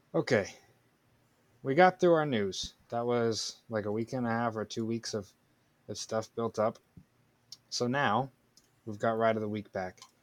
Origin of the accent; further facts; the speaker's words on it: Florida, United States; my home state of Florida.